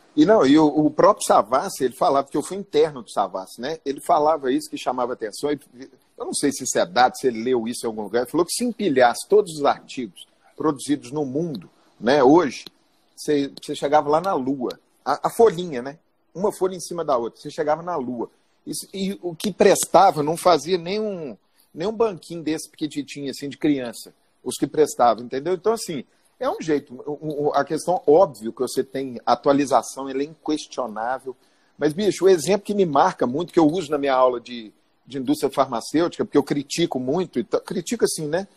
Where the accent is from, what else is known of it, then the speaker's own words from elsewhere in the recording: Belo Horizonte, Minas Gerais, Brazil; eu sou frango de granja aqui de Belo Horizonte, nascido, criado em Belo Horizonte